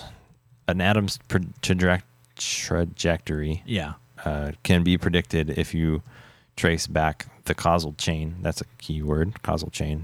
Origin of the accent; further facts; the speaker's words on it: Southern California, United States; I was born in Southern California